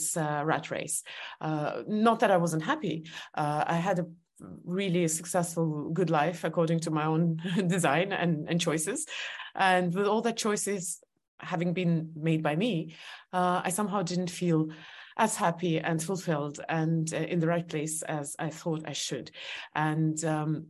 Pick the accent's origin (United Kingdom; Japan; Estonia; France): Estonia; English is a second language; moved away as an adult; also born or lived in New York; I was born in Soviet Union